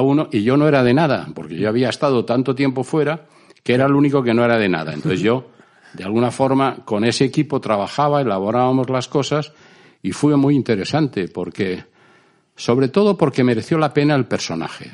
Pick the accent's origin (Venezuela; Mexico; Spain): Spain; moved away; como somos los españoles